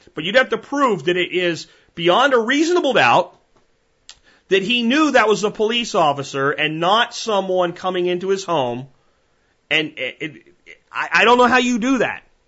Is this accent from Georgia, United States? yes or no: no; Texas, United States; as a Texan